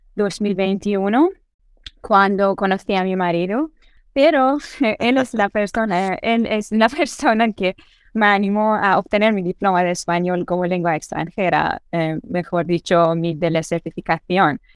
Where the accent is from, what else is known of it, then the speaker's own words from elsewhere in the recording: Iran; first language Persian; Spanish is a second language; soy iraní y mi lengua materna es persa y mi lengua segunda es eh, inglés